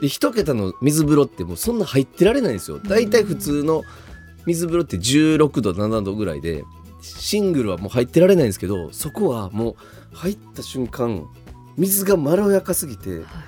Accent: Kyoto, Japan; 地元京都

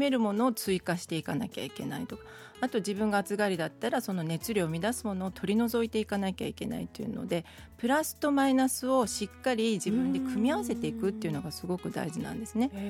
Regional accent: Tokai, Japan; moved away; 東海出身なので香味ソース派なんですね

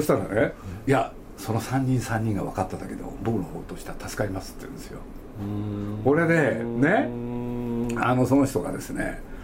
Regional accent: Nagoya, Aichi, Japan; 僕は名古屋生まれなんですけど

